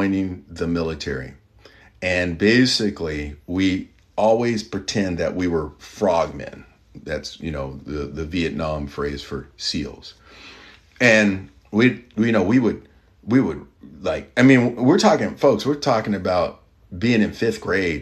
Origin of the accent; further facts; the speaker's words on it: Kentucky, United States; I'm from Kentucky, good people there